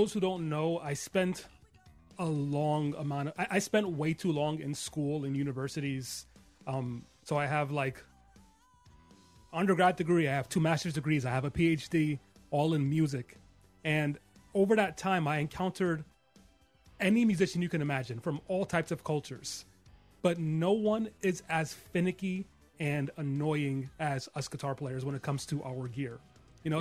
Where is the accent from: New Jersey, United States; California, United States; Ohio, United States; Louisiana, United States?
New Jersey, United States; Jersey City; also born or lived in New York City; I was raised in Jersey City, but I was technically born in New York